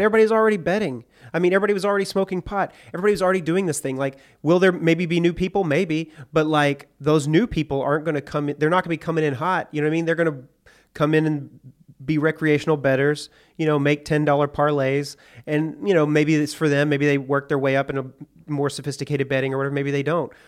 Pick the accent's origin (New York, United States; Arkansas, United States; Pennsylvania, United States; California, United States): Arkansas, United States; Hot Springs; I grew up in Hot Springs, Arkansas